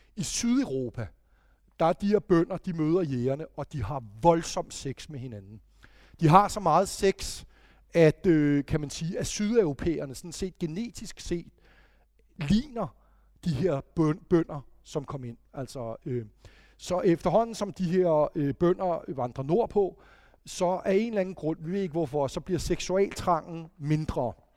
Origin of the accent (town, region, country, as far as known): Denmark